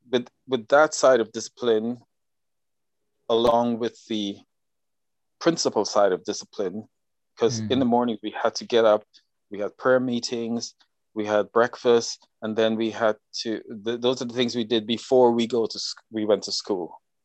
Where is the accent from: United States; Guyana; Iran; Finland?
Guyana; So growing up in Guyana, you are you know, we did nothing else but that.